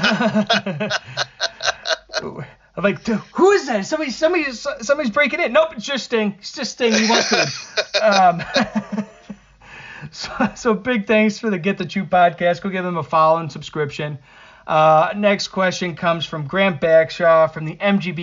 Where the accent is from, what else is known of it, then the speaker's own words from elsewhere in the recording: Buffalo, New York, United States; when I grew up in Buffalo